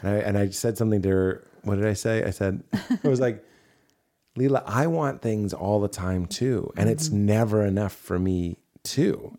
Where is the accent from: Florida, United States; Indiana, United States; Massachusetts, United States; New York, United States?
Massachusetts, United States; Melrose; When I was growing up in Melrose, Massachusetts